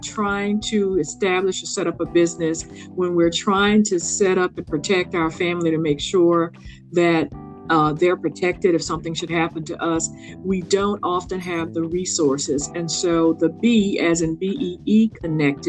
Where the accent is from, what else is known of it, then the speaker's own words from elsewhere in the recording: Louisiana, United States; now in Jacksonville, United States; I grew up in Louisiana